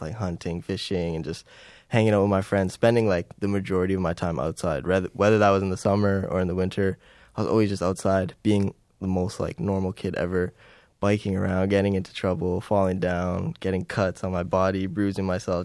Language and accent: English; Timmins, Ontario, Canada; moved away as an adult; growing up in Timmins